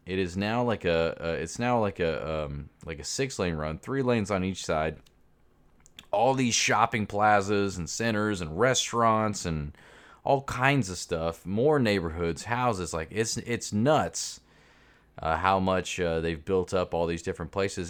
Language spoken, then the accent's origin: English; Jacksonville, Florida, United States; also born or lived in Kansas City; I'm from Jacksonville originally